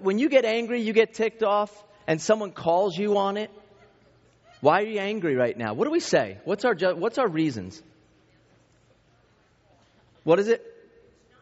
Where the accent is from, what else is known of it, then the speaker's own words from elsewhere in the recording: East Coast, United States; I grew up in the East Coast